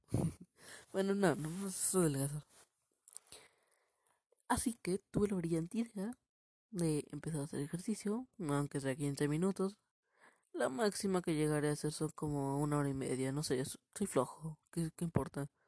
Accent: Mexico; hoy es 16 de septiembre, un día patrio en México, porque soy mexicano, obviamente cabrones.

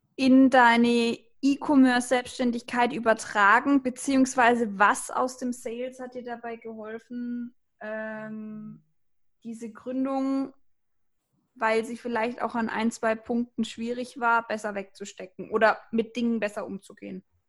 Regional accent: the South, Southern Germany, Germany; Weng, wie man hier bei uns im Süden so schön sagt

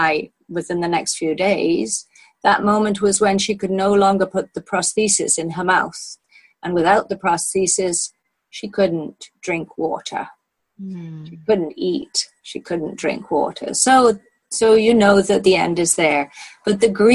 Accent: Wales, United Kingdom; moved away as an adult; also born or lived in Canada / Australia; I grew up in Wales. My parents lived in Wales for all of my childhood

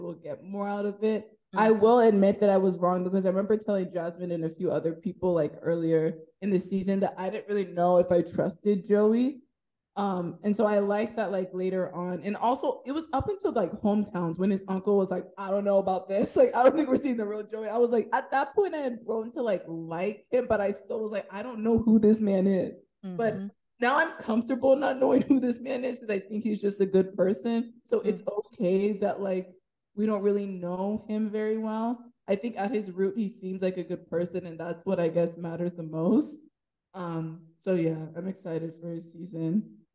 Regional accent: Nigeria; I'm Nigerian

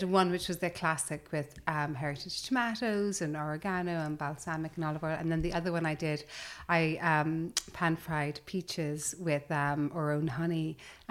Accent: Cork, Munster, Ireland; also born or lived in London; now in United Kingdom; I grew up in the countryside in Ireland.

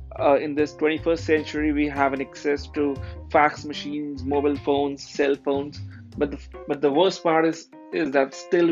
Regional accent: New Delhi, Delhi, India; I am from New Delhi, India

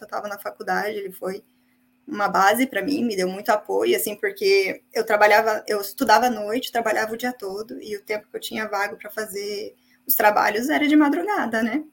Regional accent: São José dos Pinhais, Paraná, Brazil; moved away as an adult; also born or lived in Curitiba; now in Ireland; eu vim do Paraná, uma cidade chamada São José dos Pinhais

